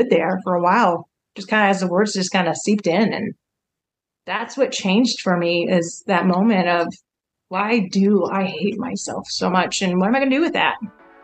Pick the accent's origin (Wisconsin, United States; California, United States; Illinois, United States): Wisconsin, United States; now in Kansas, United States; I grew up in Wisconsin, actually, okay. In the cold